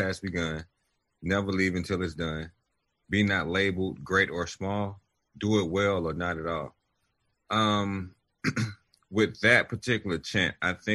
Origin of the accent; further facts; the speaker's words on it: Chicago, Illinois, United States; I was born in Chicago, Illinois